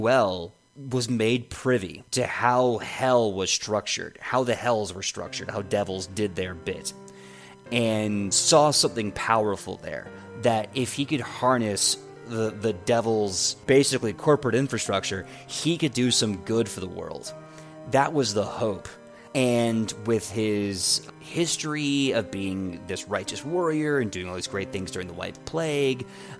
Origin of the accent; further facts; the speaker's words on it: United States; an American